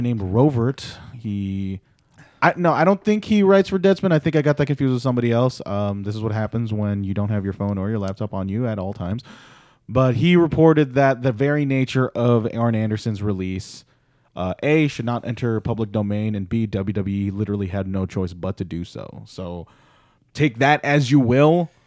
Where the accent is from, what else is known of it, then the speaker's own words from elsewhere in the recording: Philippines; as a Filipino male, a Pinoy